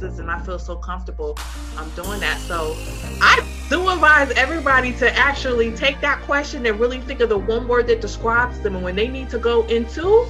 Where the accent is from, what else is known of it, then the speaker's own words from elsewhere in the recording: New York, United States; now in Dallas, United States; I'm here, you know, in Dallas, Texas, and I'm from New York